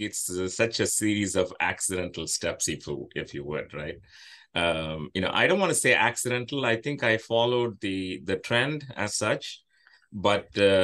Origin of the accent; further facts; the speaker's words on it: India; moved away as an adult; now in United States; I grew up in India